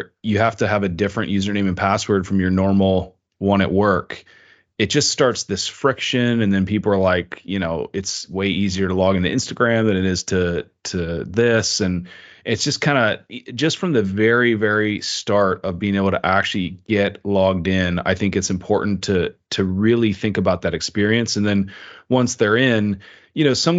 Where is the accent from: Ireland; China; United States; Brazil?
China; moved away as an adult; And I grew up in China. That's where I spent most of my life until I went to university.